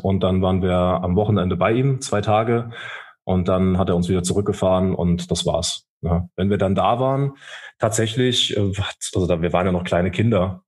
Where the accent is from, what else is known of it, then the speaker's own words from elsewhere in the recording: Saarland, Germany; also born or lived in Rhineland-Palatinate; ich bin groß, groß geworden in Rheinland-Pfalz, aber meine Mutter ist dann mit uns ins Saarland gegangen und ich habe mir dann auch diese saarländische Identität auch angeeignet